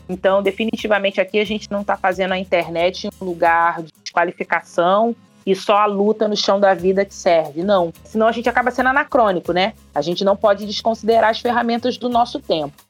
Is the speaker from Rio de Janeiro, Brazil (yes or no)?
yes; Rio de Janeiro, Brazil; Sou daqui do Rio de Janeiro.